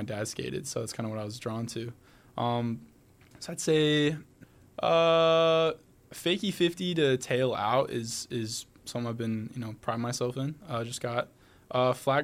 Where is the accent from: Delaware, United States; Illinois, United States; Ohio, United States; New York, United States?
Ohio, United States; Medina; I am from Medina, about 35 minutes from Akron. Grew up, born and raised, went to Medina High School